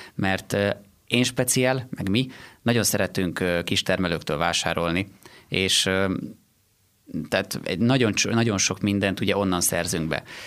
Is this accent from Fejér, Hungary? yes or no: yes; Sárbogárd, Fejér, Hungary; also born or lived in Székesfehérvár / Gödöllő; Én Sárbogádról származom